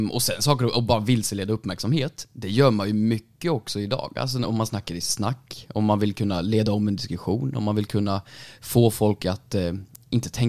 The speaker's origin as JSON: {"language": "Swedish", "region": "Värmland", "country": "Sweden", "said": "Nej men jag är från Värmland"}